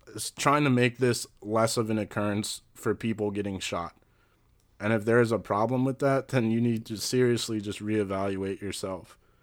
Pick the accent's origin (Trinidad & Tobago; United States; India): United States; West Deer Park, Maryland; also born or lived in Brookeville; I grew up in West Deer Park